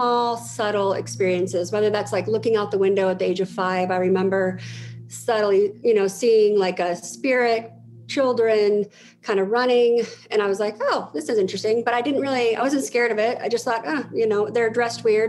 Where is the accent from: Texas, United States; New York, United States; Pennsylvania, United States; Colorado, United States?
Colorado, United States; Denver; I am in Denver, Colorado. I've been here all my life